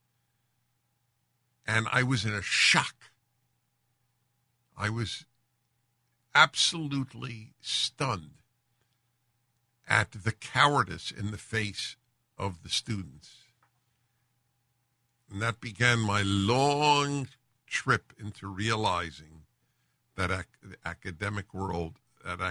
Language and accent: English; New York City, New York, United States; moved away; I grew up in New York City, and I will admit that it played a formidable role in shaping me